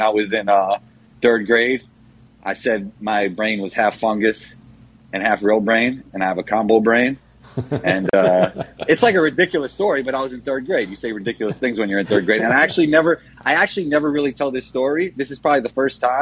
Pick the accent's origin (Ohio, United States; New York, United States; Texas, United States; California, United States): New York, United States; New York City; I grew up in the Riverdale section of the Bronx